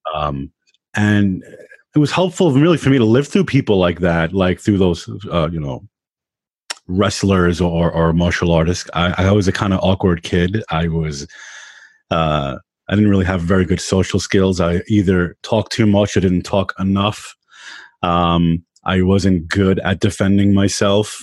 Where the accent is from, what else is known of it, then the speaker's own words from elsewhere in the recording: New York, United States; also born or lived in Long Island; I grew up in Queens